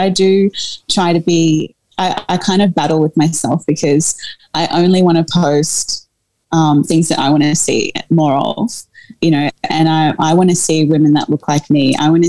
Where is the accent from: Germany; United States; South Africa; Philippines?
South Africa; Like, oh God, I mean, being a South African woman, like, we can go back to and talk about apartheid